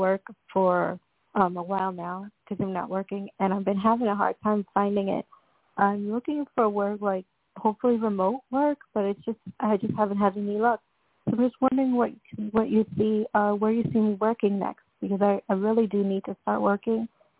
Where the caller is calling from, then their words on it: New York, United States; I'm calling from New York. I'm currently visiting.